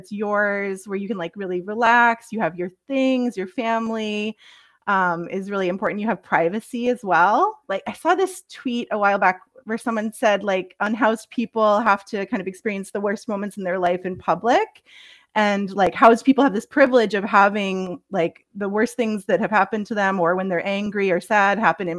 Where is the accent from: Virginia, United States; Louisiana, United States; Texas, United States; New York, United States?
New York, United States; upstate; moved away as an adult; also born or lived in Philadelphia; now in Canada; I'm from the States. I grew up in upstate New York.